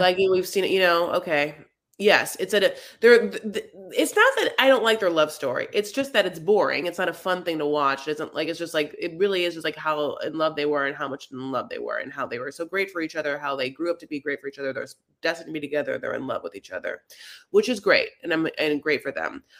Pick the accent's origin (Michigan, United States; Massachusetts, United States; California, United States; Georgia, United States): California, United States; Los Angeles; I'm from Los Angeles